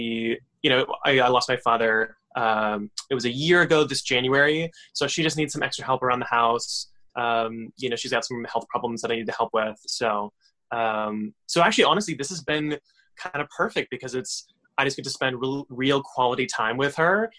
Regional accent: Northern Virginia, United States; moved away as an adult; also born or lived in Washington, D.C. / Saudi Arabia / New York City; But most of my educational years were in Northern Virginia.

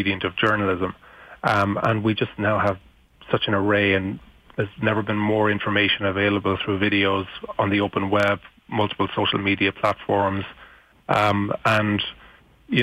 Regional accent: Ireland; I'm from Ireland

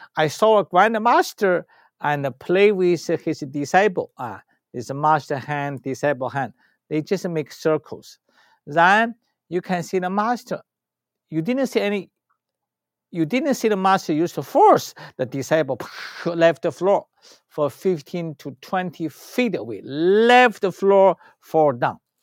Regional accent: China; English is a second language; moved away; I was born in China

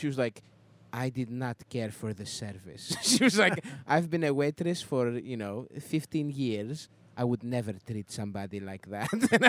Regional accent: Baltimore, Maryland, United States; When I grew up, it's like Greek town. It's like we really were sort of like in our own little world. Like we thought of people as American. That we thought of ourselves as Greek

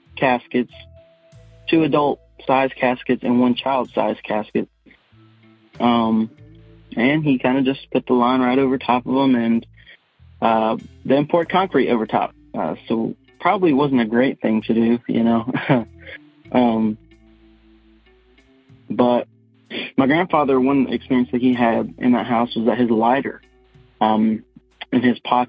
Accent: Wendell, North Carolina, United States; I'm from Wendell, North Carolina, kind of a small town. I now own the house that my grandfather built in 1985, grew up in that house

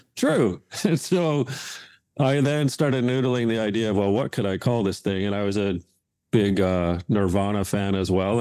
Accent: Hamilton, Ontario, Canada; moved away; where I grew up in Hamilton, Ontario

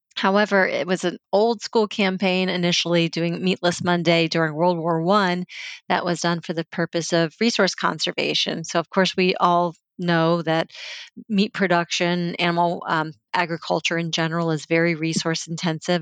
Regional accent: Virginia, United States; I grew up in Virginia

